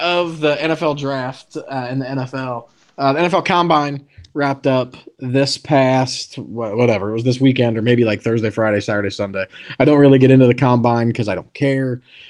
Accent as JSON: {"language": "English", "town": "Winnipeg", "region": "Manitoba", "country": "Canada", "said": "from Manitoba. I am from Tuxedo Park, Manitoba."}